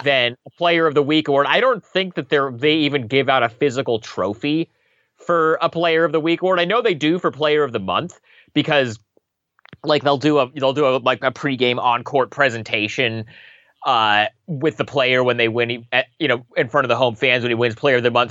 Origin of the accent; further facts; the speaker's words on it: Portland, Oregon, United States; I'm from Portland